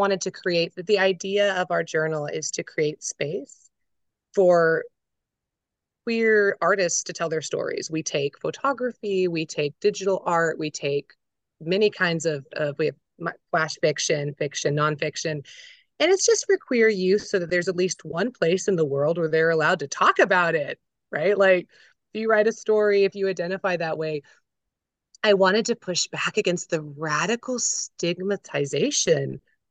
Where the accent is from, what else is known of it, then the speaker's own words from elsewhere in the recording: Florida, United States; born there; also born or lived in South Carolina; I was born in Florida. I had a military dad, very traditional, pill popping, good Southern Christian, gun-toting Americans. Well, we traveled quite a bit in my childhood, and then they ended up settling in the middle of nowhere, South Carolina.